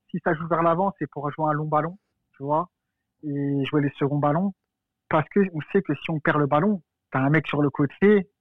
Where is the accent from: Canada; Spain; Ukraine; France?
France; je suis français